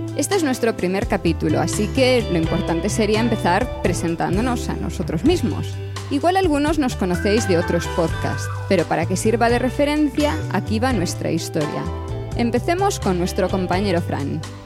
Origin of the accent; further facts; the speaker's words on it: Vilagarcía de Arousa, Galicia, Spain; also born or lived in Santiago de Compostela; yo soy gallega y eso no lo puedo, no lo puedo esconder demasiado. Nací en Vilagarcía de Arousa